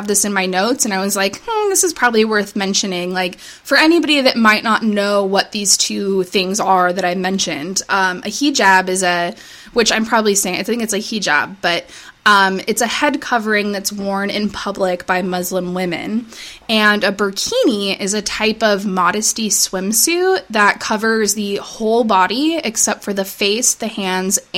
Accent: United States; as American people that grew up in the United States

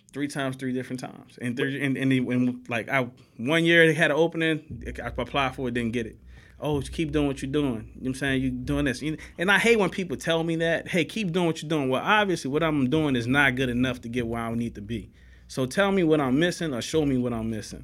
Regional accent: New Orleans, Louisiana, United States; moved away as an adult; now in Houston, United States; I grew up in New Orleans

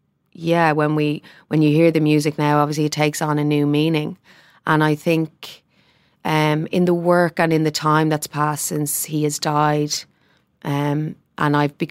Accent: Ireland; and as Irish people, can we say that about ourselves?

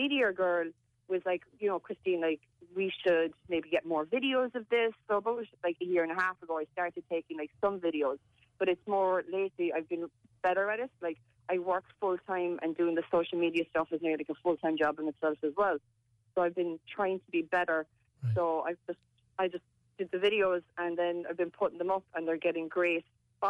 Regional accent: Macroom, Munster, Ireland; moved away; I'm from Macroom.

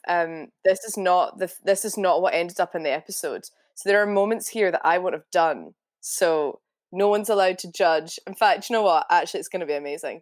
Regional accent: Scotland, United Kingdom; accent: Glaswegian; I'm very Scottish.

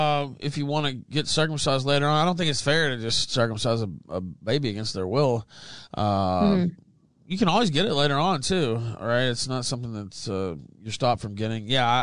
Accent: West Memphis, Arkansas, United States; I'm from West Memphis, Arkansas

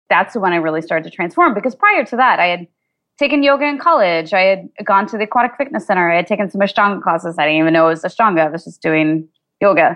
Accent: Kansas, United States; I grew up in Kansas

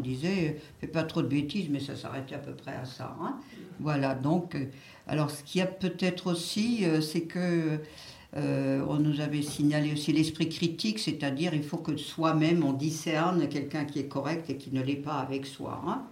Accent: Béning, Grand Est, France; mon village natal de Bénin

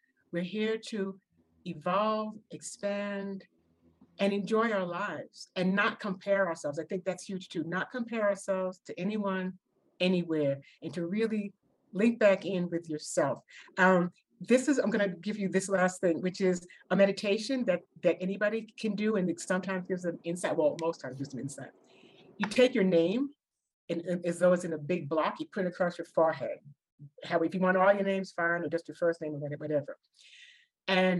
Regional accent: New York City, New York, United States; moved away; I'm from New York and the Bronx

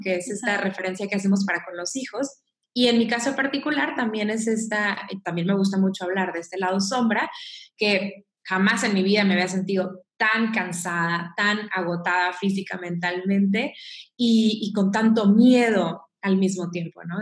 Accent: Mexico; soy mexicana

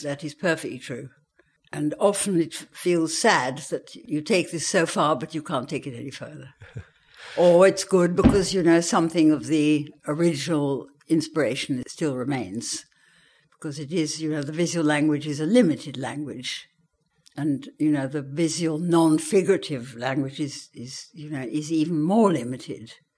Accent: Worcestershire, West Midlands, United Kingdom; also born or lived in Vienna, Austria; the landscape where I grew up in Worcestershire was so spectacular

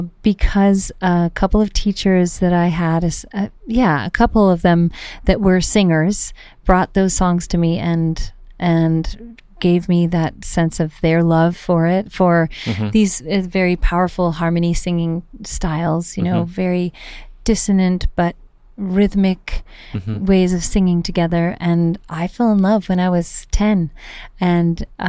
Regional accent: Vermont, United States; also born or lived in Indiana / San Francisco; now in Los Angeles, United States; I'm originally from Vermont

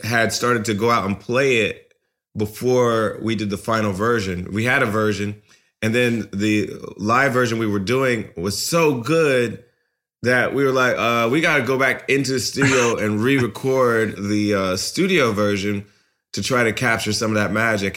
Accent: Ohio, United States; now in California, United States; we were growing up in Ohio

